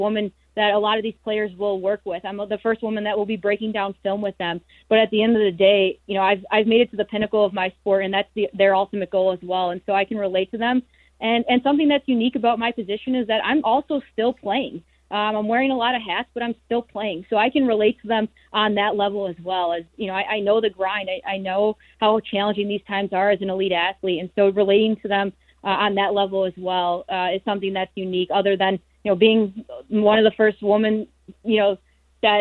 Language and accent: English; Chicago, Illinois, United States; born or raised there